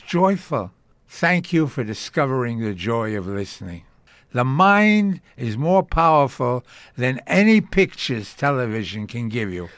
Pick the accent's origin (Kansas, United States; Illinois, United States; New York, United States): New York, United States; New York City; first language Yiddish; I was born in Brooklyn